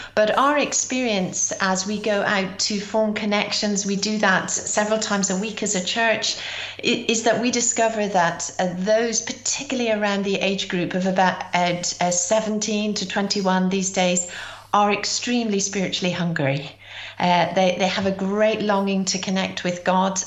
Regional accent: Ireland; also born or lived in Britain; now in United Kingdom; I'm Irish

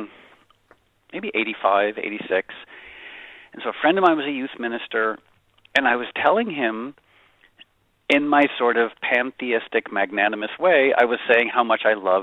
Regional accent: Connecticut, United States; moved away as an adult; also born or lived in Harlem, New York / New York; I was born in Harlem, and then I grew up poor white trash in Connecticut and moved back to New York in the late 80s

